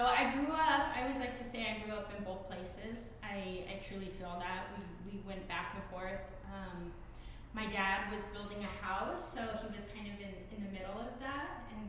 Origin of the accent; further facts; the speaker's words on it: Chinle, Arizona, United States; I grew up in Chinle, Arizona, on the Diné Reservation.